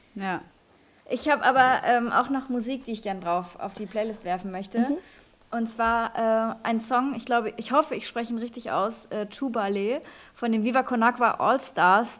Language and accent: German; eastern Germany, Germany; moved away; da, wo ich herkomme, einfach im Osten